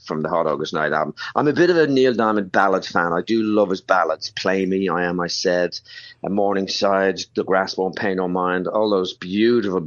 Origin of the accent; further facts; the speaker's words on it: Ireland; moved away; back home to my home country